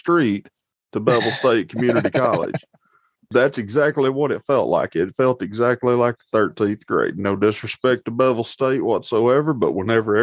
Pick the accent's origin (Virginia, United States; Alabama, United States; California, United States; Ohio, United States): Alabama, United States; Dilworth; I grew up in Dilworth, right across the highway, a little ways.